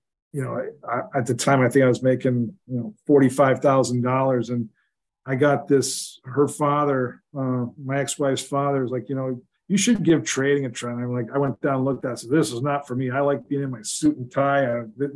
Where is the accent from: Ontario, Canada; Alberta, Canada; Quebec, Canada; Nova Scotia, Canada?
Ontario, Canada; Brantford; I'm actually from Brantford, Ontario, Canada.